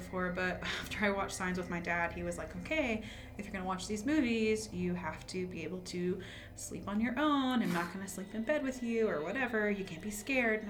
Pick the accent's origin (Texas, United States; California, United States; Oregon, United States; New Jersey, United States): Texas, United States; rural; I grew up in rural Texas